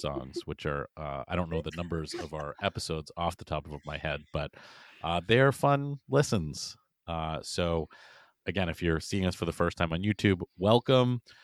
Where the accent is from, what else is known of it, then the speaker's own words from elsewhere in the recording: New England, United States; Mohegan Sun and Foxwoods growing up in New England were huge because it was the only place that you could go to gamble